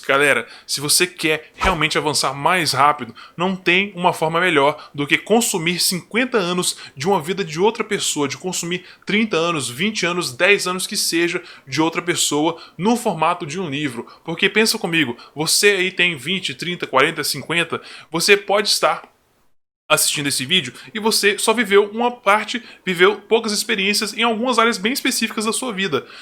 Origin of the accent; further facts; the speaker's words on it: Brazil; como brasileiro